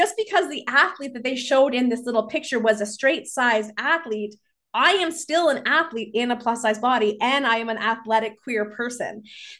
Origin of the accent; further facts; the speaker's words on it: Vancouver, British Columbia, Canada; growing up in Vancouver in British Columbia. How can I not be an avid hiker?